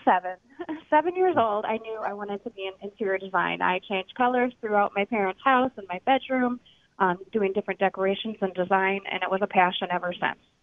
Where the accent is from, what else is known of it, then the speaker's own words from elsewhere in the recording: Minnesota, United States; now in Milwaukee, United States; I'm I'm originally from Minnesota, but I have been in Milwaukee for a while.